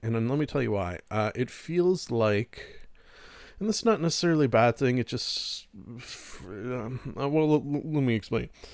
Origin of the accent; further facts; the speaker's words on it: Canada; we're Canadian